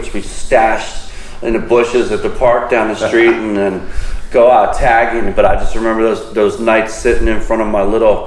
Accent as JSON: {"language": "English", "town": "Philadelphia", "region": "Pennsylvania", "country": "United States", "tie": "born or raised there", "also_born_or_lived": "Avalon, New Jersey", "moved": "yes", "lives_now": "Boston, United States", "said": "I grew up in Philadelphia"}